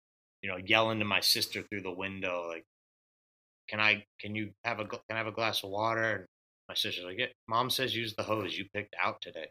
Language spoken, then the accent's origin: English; North Kingstown, Rhode Island, United States; I grew up in North Kingstown